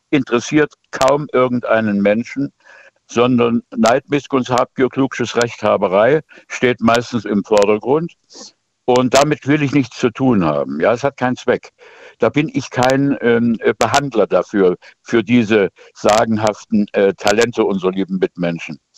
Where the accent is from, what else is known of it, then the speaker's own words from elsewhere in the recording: Dresden, Saxony, Germany; Ich bin Dresdner eigentlich